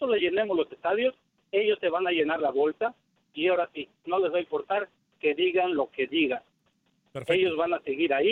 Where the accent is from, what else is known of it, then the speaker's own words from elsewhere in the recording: Mexico; now in California, United States; yo como, como mexicano